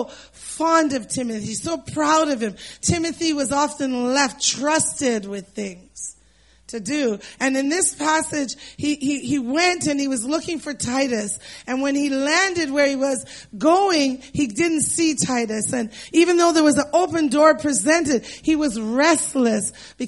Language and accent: English; Canada; as Canadians